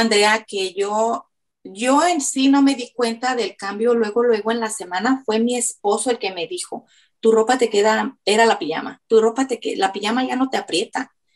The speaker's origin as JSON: {"language": "Spanish", "country": "Mexico", "moved": "yes", "lives_now": "Florida, United States", "said": "Soy de México, pero radico en Florida"}